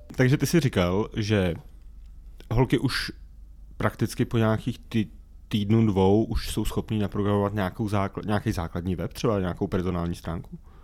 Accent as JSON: {"language": "Czech", "town": "České Budějovice", "region": "South Bohemian Region", "country": "Czechia", "said": "já jsem třeba z Českých Budějovic"}